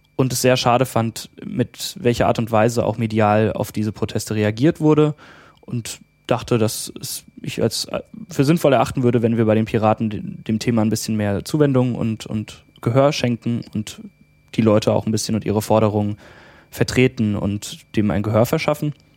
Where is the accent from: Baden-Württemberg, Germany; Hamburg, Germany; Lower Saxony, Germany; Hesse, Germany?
Hesse, Germany; near Frankfurt; komme aus äh, der Nähe von Frankfurt in Hessen